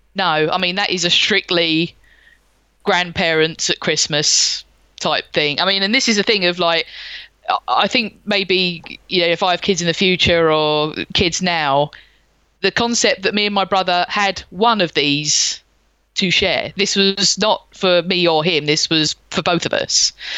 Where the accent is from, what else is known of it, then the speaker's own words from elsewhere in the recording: London, United Kingdom; I was born in 1983 and I grew up in the suburbs of South London.